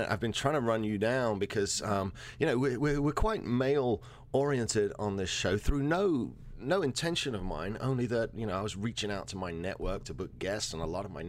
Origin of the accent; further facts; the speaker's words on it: New York City, New York, United States; So we're from New York, New York.